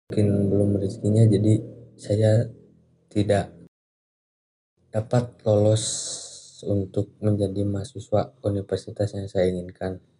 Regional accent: Ciamis, West Java, Indonesia; Saya lahir di kota Ciamis, tepatnya di desa Selacai, kecamatan Cipaku. Ya mungkin banyak orang tidak tahu, tapi disitulah saya tumbuh dan berkembang sampai saat ini.

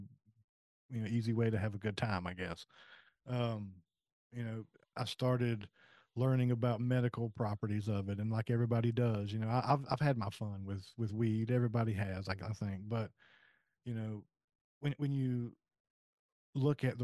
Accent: South Carolina, United States; moved away as an adult; now in West Virginia, United States; I'm originally from South Carolina and I moved to West Virginia in 2015.

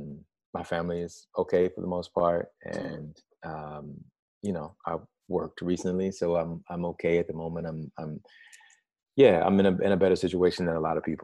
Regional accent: Alabama, United States; I grew up in Alabama

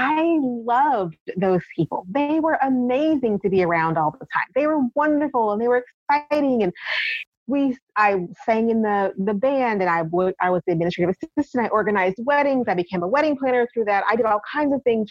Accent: Kansas City, Missouri, United States; moved away as an adult; also born or lived in Columbia, Missouri; I'd been there my entire life. I was born there

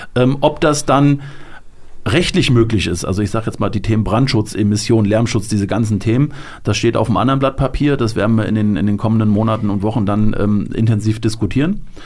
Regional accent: Delmhorst, Lower Saxony, Germany; moved away as an adult; now in Hanau, Germany; meine Heimatstadt, da wo ich gewohnt habe, Delmhorst

